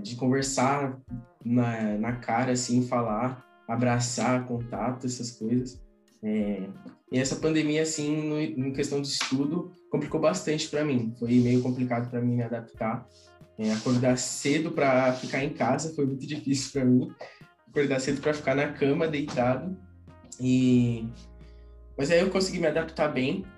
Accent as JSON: {"language": "Portuguese", "region": "São Paulo", "country": "Brazil", "said": "sou de São Paulo"}